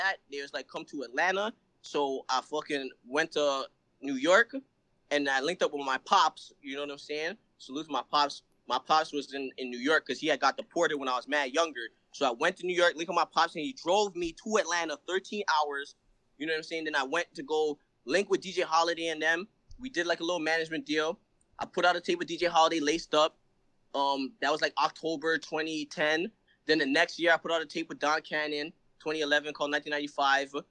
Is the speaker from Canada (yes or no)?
yes; Brampton, Ontario, Canada; also born or lived in Toronto; I was born in Toronto. You know what I'm saying? I came up in, like, Brampton.